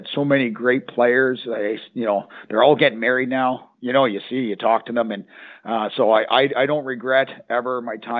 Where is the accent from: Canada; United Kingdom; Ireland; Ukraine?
Canada; moved away; I'm from Canada